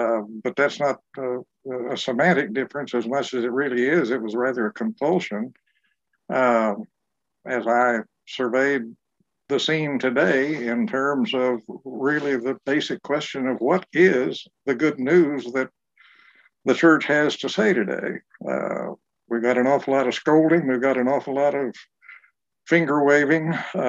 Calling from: Durham, North Carolina, United States; I'm joining you from my home in Durham, North Carolina.

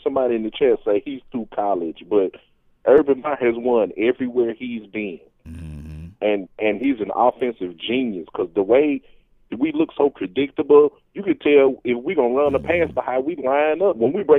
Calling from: Mississippi, United States; I'm down here in Hinds County, down here in Mississippi.

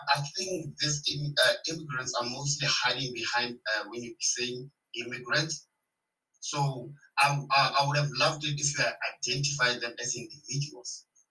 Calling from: South Africa; I'm calling you from South Africa.

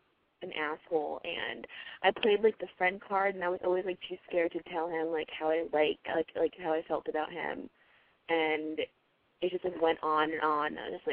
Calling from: Connecticut, United States

